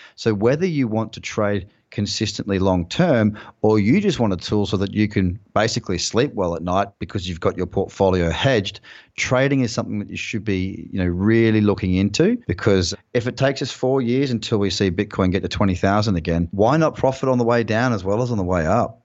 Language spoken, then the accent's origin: English; Noosa Heads, Queensland, Australia; also born or lived in London; now in Bondi Beach, Australia; a place called Noosa Heads, which is where I'm from